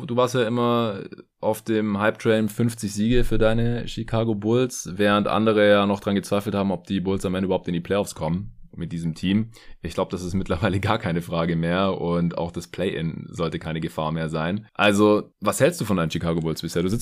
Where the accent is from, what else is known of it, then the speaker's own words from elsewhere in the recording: Stuttgart, Baden-Württemberg, Germany; was ich gebraucht habe in Stuttgart, in meiner alten Heimat.